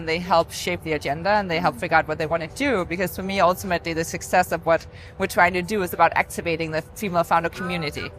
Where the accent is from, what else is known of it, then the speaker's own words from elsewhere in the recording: Denmark; now in New York, United States; When I'm home in Denmark